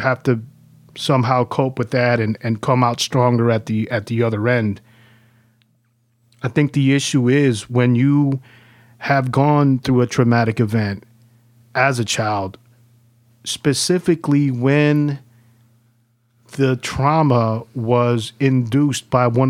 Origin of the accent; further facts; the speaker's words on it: El Salvador; born there; Well, born in El Salvador.